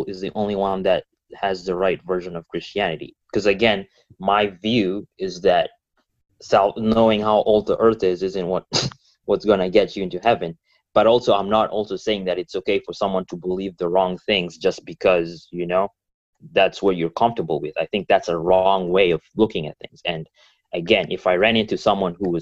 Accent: Kenya; now in United States; I'm from Kenya

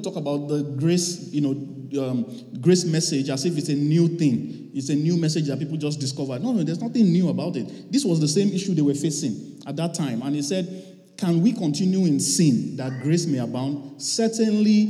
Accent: Canada; I'm a Canadian

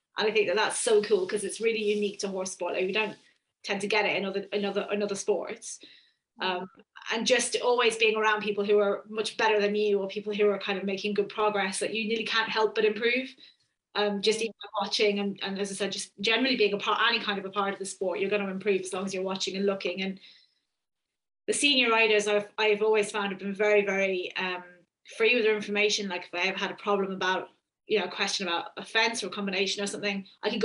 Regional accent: Isle of Man; I grew up on the Isle of Man

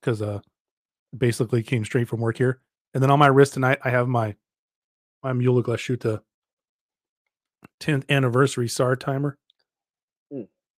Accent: Southern California, United States; Yeah, because I'm from Southern California, so. Like cars are a big thing when I was growing up.

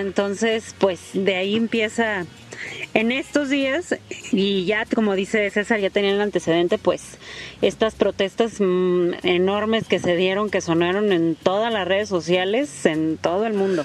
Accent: Mexico; somos mexicanos

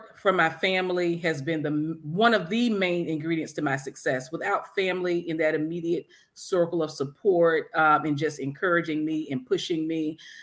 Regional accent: Broward County, Florida, United States; I was born and raised here in Broward.

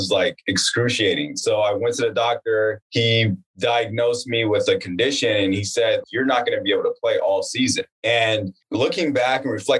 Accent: Palmdale, California, United States; also born or lived in Northridge, California; now in Los Angeles, United States; I grew up in Los Angeles in a small town called Palmdale, California

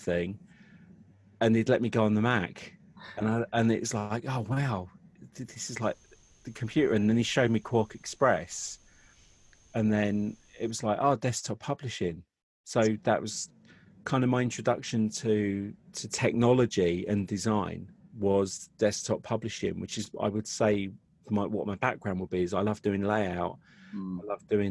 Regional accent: Watford, East of England, United Kingdom; also born or lived in Southall, London; we moved out and we moved to Watford when I was 10

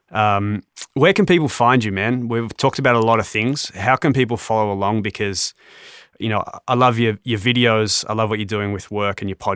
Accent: Australia; moved away as an adult; now in Toronto, Canada; as an Australian

